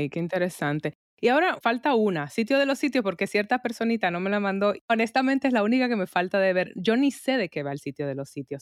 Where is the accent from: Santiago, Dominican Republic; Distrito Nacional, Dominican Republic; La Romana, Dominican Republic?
Distrito Nacional, Dominican Republic; Santo Domingo; moved away; also born or lived in New York; me crié en Santo Domingo, mi familia está allá